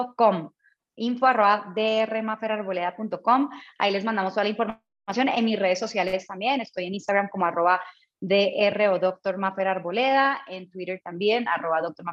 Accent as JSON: {"language": "Spanish", "country": "Colombia", "also_born_or_lived": "Mexico / Bogotá, Colombia", "moved": "as an adult", "said": "Soy colombiana, pero llevo muchos años fuera de mi país, orgullosamente latina"}